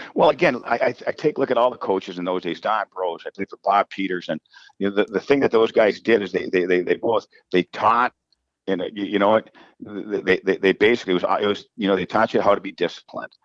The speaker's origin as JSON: {"language": "English", "town": "Coleraine", "region": "Minnesota", "country": "United States", "tie": "born or raised there", "said": "I grew up in Coleraine. That's where the high school is."}